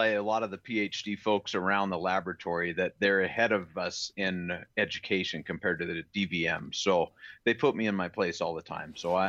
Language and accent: English; Montana, United States; born there; And I was born in Montana, and I've done my best to always stay close to home.